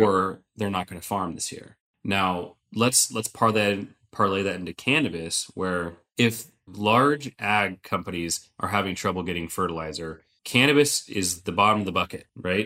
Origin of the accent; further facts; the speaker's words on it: Sonoma County, California, United States; I grew up in Sonoma County